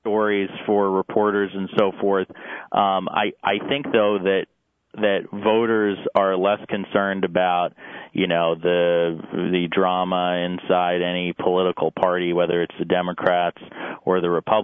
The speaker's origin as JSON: {"language": "English", "region": "Arizona", "country": "United States", "said": "I'm from Arizona."}